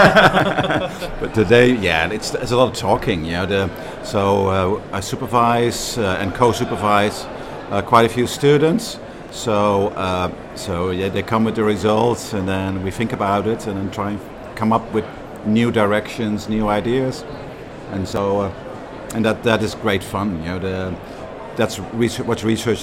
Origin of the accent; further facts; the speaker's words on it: Amsterdam, North Holland, Netherlands; English is a second language; moved away as an adult; now in Manchester, United Kingdom; was born and raised in Amsterdam